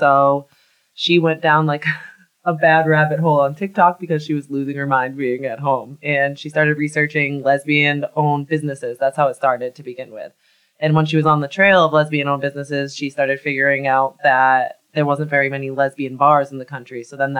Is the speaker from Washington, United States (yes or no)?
no; Charlton, Massachusetts, United States; I grew up in Charlton.